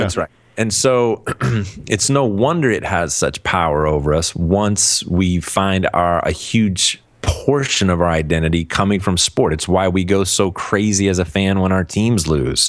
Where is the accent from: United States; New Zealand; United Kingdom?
United States; Cleveland, Ohio; moved away; I'm from Cleveland originally